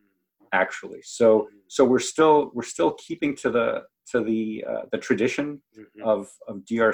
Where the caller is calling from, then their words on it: Newark, Delaware, United States; I am calling from Newark, Delaware. That's where the University of Delaware is.